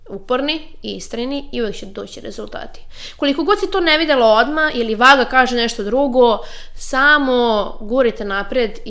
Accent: Serbia; kod nas u Srbiji

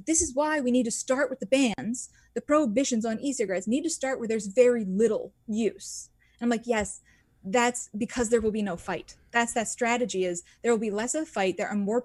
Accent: Philadelphia, Pennsylvania, United States; I'm from Philadelphia

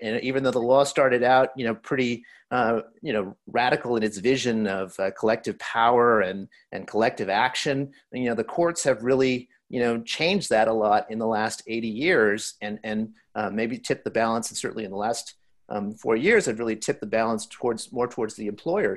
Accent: El Paso, Texas, United States; my background growing up in El Paso, Texas

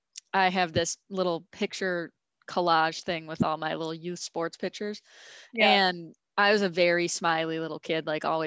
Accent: St. Paul, Minnesota, United States; So we grew up in St. Paul

